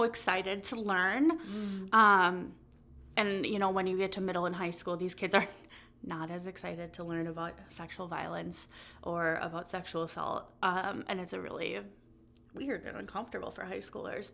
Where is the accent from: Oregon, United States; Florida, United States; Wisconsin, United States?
Wisconsin, United States; Kaukauna; I was born and raised in Kokona, Wisconsin. I have lived in the Fox Cities my whole entire life